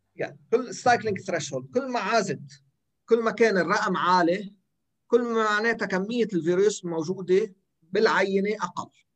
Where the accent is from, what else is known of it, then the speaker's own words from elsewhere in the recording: Lebanon; عندنا بلبنان